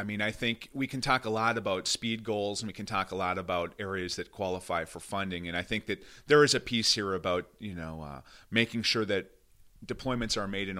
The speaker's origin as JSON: {"language": "English", "town": "Red Wing", "region": "Minnesota", "country": "United States", "tie": "born or raised there", "said": "Not only did I have a chance to represent my hometown of Red Wing in this beautiful, swath of southeastern Minnesota, bluff country, trout streams"}